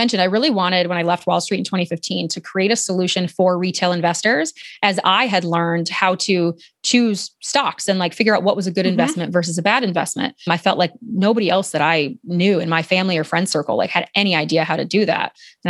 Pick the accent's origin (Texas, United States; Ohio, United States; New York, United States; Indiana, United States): Ohio, United States; And I'm formerly from Ohio, so I feel like I can knock on Ohio a little bit.